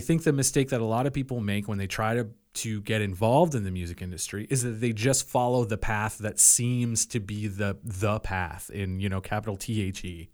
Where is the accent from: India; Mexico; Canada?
Canada; Yarmouth County, Nova Scotia; also born or lived in Belleville / Halifax; I grew up for the most of my life here in Yarmouth County on Tourette's Island.